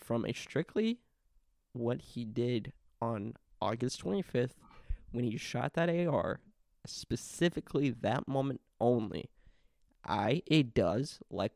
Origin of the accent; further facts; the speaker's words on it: the South, United States; especially from where we come from, we're from the South.